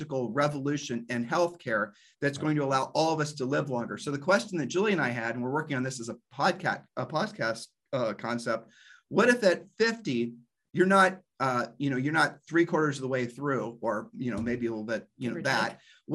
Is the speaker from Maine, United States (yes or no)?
no; Ohio, United States; We're from Ohio